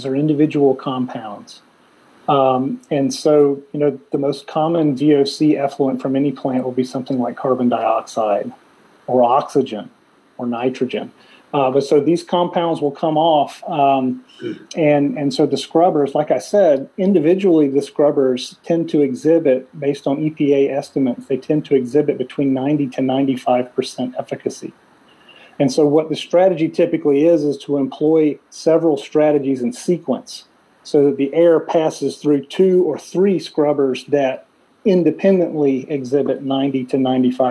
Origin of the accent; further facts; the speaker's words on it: South Carolina, United States; in Ward, South Carolina, in my home state